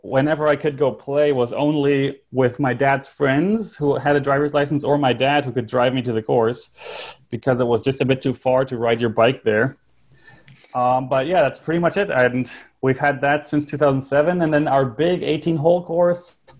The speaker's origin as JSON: {"language": "English", "region": "Northern Germany", "country": "Germany", "tie": "born or raised there", "said": "I was born and raised in Germany, so I lived my ent- entire life in uh, northern Germany"}